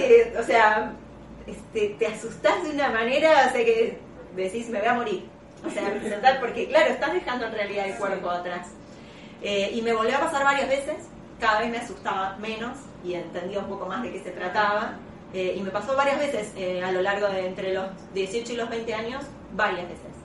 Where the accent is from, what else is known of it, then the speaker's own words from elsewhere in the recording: La Plata, Buenos Aires Province, Argentina; yo soy de La Plata